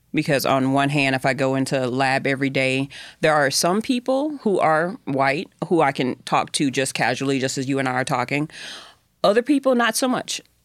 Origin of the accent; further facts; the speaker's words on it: the South, United States; I'm from the South